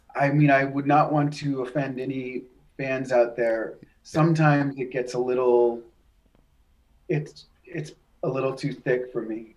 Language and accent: English; New Hampshire, United States; when I was growing up in New Hampshire